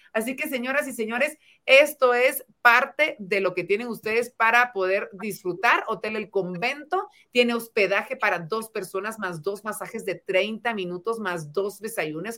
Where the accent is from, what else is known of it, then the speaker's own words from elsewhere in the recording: Guatemala; a todos los guatemaltecos que estamos detrás